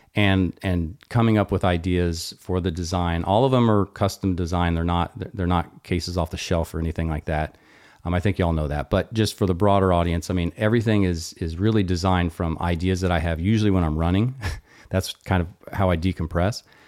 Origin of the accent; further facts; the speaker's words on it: Austin, Texas, United States; I'm from Austin.